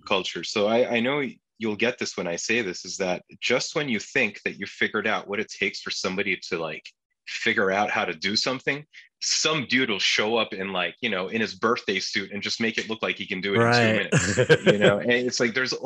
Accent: Turkey; first language Turkish; English is a second language; now in New York, United States; I'm Turkish. I'm an immigrant. I'm a first generation immigrant

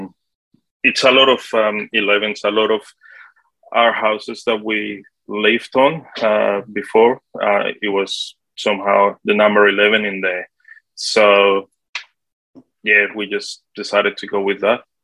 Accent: Colombia; English is a second language; moved away as an adult; also born or lived in Sydney, Australia; now in Australia; originally, I'm from Colombia in South America. I came to Australia when I was 18, back in 1998, I um, I arrived in Sydney first, and then um, I was supposed to be here only for one year just to learn English.

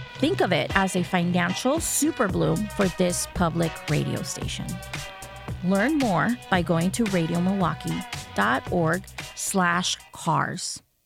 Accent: Wisconsin, United States; growing up in Wisconsin

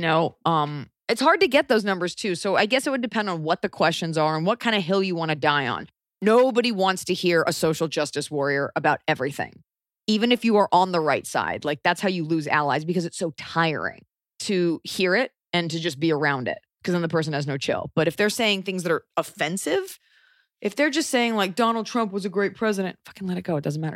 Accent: Texas, United States; growing up in Texas

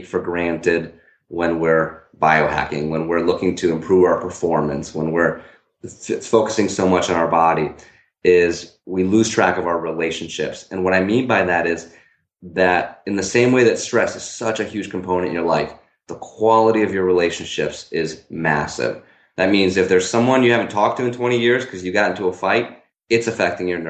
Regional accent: Newtown, Connecticut, United States; my hometown is Newtown, Connecticut

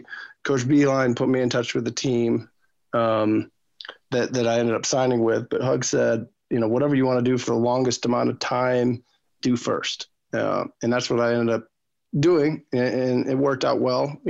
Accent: Michigan, United States; also born or lived in Netherlands; I was from Michigan, where the automotive industry hit it significantly hard.

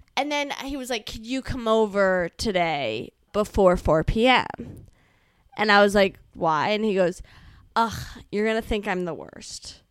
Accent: Northern Virginia, United States; growing up in Northern Virginia

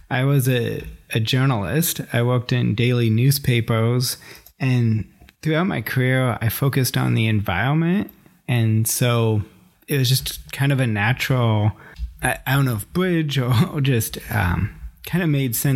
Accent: Corvallis, Oregon, United States; also born or lived in Klamath Basin; I am from Oregon. I was born and raised in Corvallis

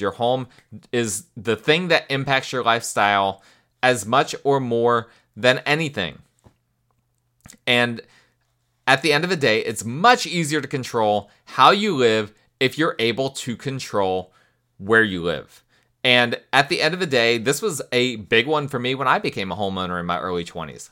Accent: United States

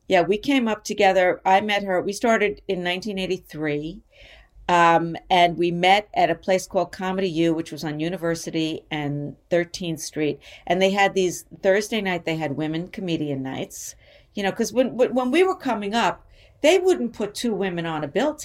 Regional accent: New York City, New York, United States; growing up in New York and coming up in comedy in New York, because that's where I started, and I've never left New York. I never moved to L.A.

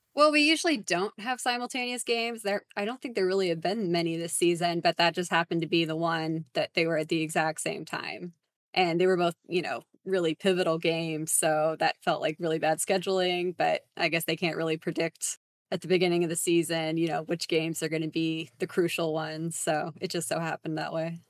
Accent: San Antonio, Texas, United States; I'm also from San Antonio, Texas

